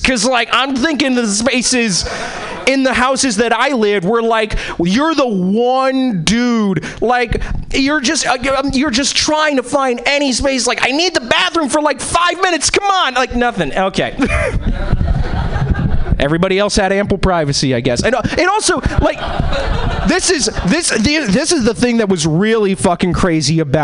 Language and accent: English; East Coast, United States; now in Seattle, United States; I was born and bred in the East Coast